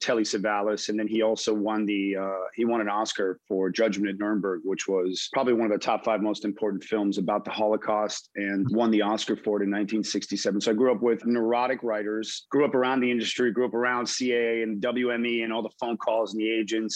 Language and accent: English; United States; also born or lived in Montreal, Canada / Miami, Florida / Los Angeles, California / Israel; I was born in Montreal, Canada. Whole family's Canadian. And moved to the U.S. when I was like two. I grew up in Miami until about the age of nine. Moved to Los Angeles and then graduated from Beverly Hills High School.